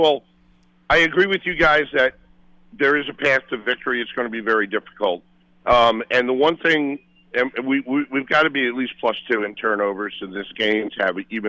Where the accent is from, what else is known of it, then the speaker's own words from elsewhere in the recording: Brooklyn, New York, United States; And we grew up in Brooklyn